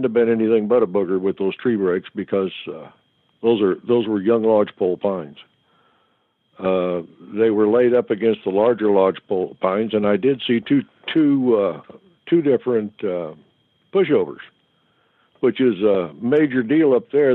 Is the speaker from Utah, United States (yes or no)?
no; Oklahoma, United States; I'm from Oklahoma, so we call them boogers in the way I grew up